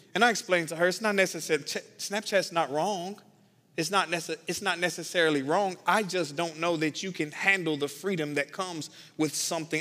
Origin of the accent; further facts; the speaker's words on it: the South, United States; I'm from the South